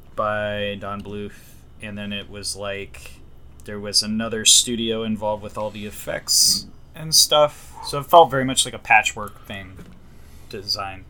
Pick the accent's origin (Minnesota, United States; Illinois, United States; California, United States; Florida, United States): Florida, United States; I'm from Florida